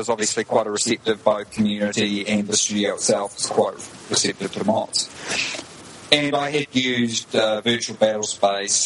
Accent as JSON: {"language": "English", "country": "New Zealand", "moved": "as an adult", "lives_now": "Prague, Czech Republic", "said": "I am from New Zealand."}